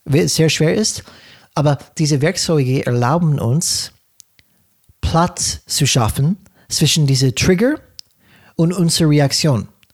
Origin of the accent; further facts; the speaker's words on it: California, United States; German is a second language; moved away; ich komme aus Kalifornien.